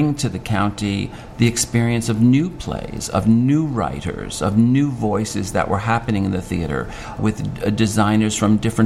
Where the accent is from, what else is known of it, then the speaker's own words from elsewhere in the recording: New York City, New York, United States; born and raised in the Bronx.